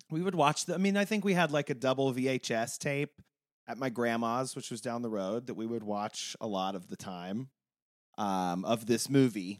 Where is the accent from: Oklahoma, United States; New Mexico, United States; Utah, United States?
Oklahoma, United States; Tulsa area, Northeast; moved away; I'm not only from Oklahoma, I'm from like 20 miles where this takes place.